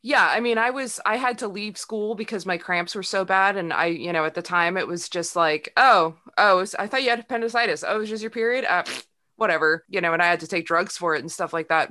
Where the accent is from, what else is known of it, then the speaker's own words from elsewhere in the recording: Sacramento, California, United States; I grew up in Sacramento